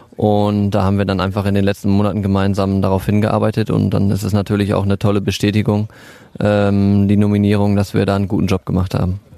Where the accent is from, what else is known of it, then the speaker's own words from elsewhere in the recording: Warendorf, North Rhine-Westphalia, Germany; now in Riesenbeck, Germany; dass hier Warndorf meine Heimatstadt ist